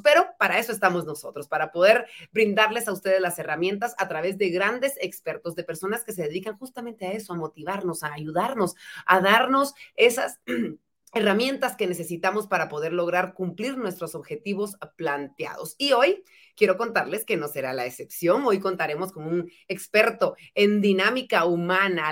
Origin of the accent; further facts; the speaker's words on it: Guatemala; en mejores guatemaltecos en general